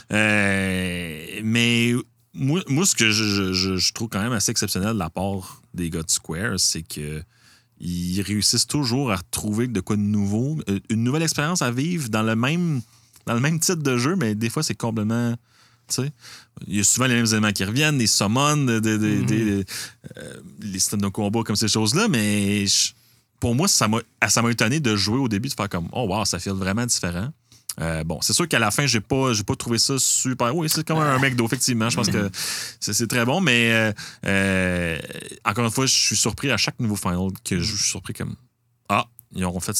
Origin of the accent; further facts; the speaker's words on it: Montreal, Quebec, Canada; Je ne peux pas trop parler parce que je suis de Montréal euh, dans le temps, mais Ouais.